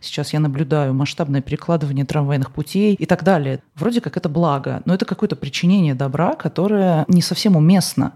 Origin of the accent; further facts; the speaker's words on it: Moscow, Russia; я из Москвы